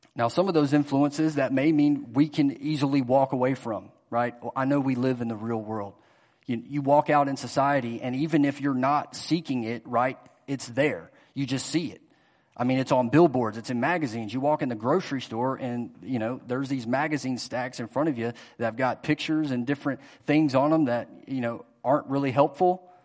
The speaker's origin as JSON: {"language": "English", "town": "Greenville", "region": "South Carolina", "country": "United States", "tie": "born or raised there", "moved": "as an adult", "lives_now": "Louisville, United States", "said": "I grew up in Greenville, South Carolina, Greenville, Spartanburg area."}